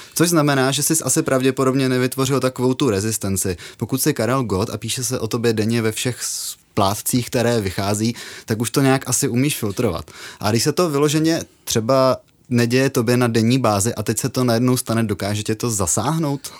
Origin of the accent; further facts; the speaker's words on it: Kopřivnice, Moravian-Silesian Region, Czechia; Já pocházím z Kopřivnice